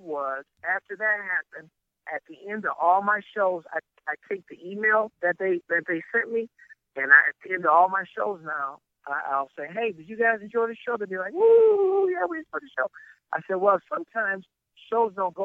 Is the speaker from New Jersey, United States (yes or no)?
no; Detroit, Michigan, United States; now in Lansing, United States; I'm from Detroit originally, because that's where I'm from